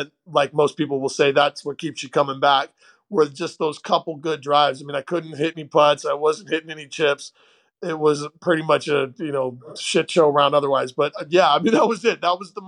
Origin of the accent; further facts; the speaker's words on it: Portland, Oregon, United States; I grew up initially in Portland, Oregon, and we lived right by a great public golf course, the Westmoreland Golf Course.